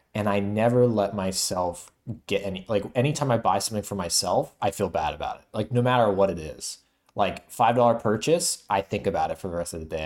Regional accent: Florida, United States; now in New York, United States; I'm from Florida, too

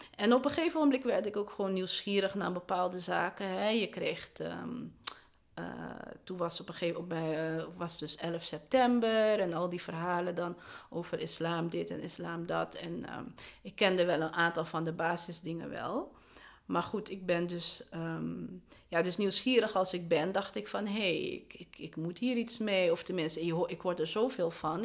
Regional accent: Amsterdam, North Holland, Netherlands; Ik ben geboren en getogen in de Belmen

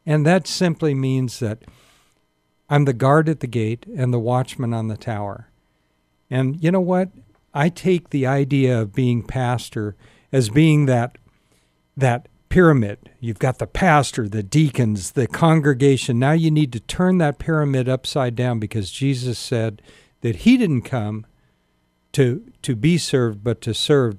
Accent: Sacramento, California, United States; also born or lived in Spartanburg, South Carolina; I grew up here

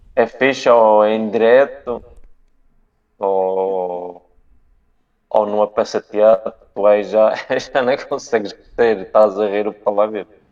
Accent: Calheta, Madeira, Portugal; da Ponta do Porvo. Da, do, da minha terra também

